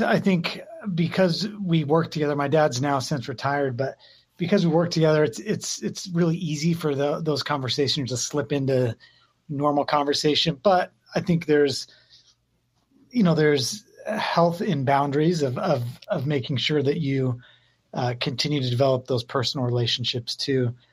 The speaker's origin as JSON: {"language": "English", "town": "Phoenix", "region": "Arizona", "country": "United States", "tie": "born or raised there", "also_born_or_lived": "San Francisco, California", "said": "I grew up here"}